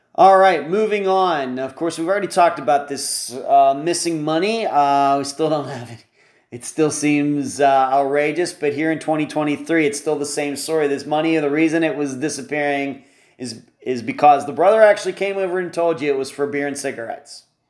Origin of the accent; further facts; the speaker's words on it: western Pennsylvania, United States; moved away; I'm from originally from Pennsylvania, not flat where I grew up in western Pennsylvania